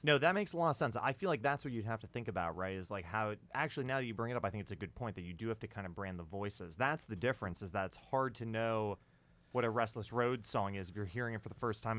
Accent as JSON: {"language": "English", "region": "New York", "country": "United States", "said": "I'm a Yankee from New York"}